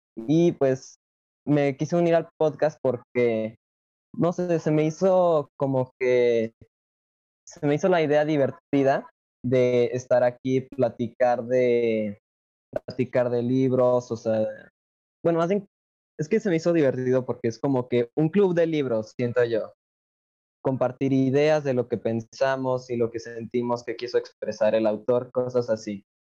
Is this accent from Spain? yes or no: no; Aguascalientes, Mexico; soy de Aguascalientes, México